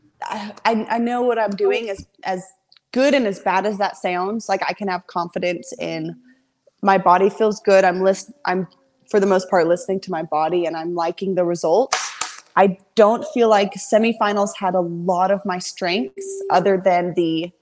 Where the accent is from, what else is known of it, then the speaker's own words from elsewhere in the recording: Texas, United States; I'm from Texas